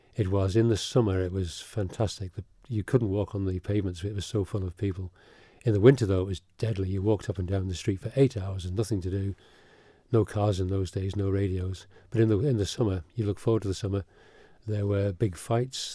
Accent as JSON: {"language": "English", "country": "Isle of Man", "tie": "born or raised there", "also_born_or_lived": "England", "said": "my parents actually, and my grandparents came over here in the late forties, early fifties, to farm, and uh, we came with them. I came as a four-year-old, four or five-year-old. So I've been here since I was four or five, but I still am not Manx"}